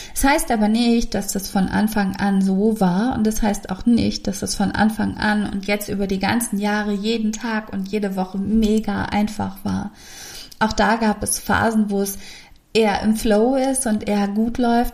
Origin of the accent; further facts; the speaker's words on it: Hamburg, Germany; Bei uns in Hamburg gibt es eine Straße, Osterstraße.